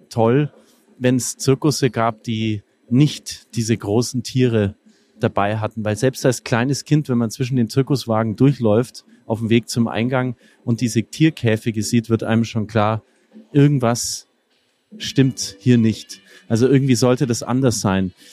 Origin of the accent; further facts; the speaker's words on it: Bavaria, Germany; Ich musste als Franke erst mal lernen, dass es auch in Deutschland einen Ort gibt